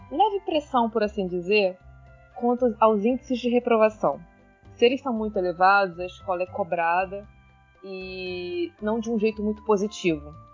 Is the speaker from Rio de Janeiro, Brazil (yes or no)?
yes; Nova Iguaçu, Rio de Janeiro, Brazil; É, nasci criada em Nova Iguaçu, sempre estudei em escola pública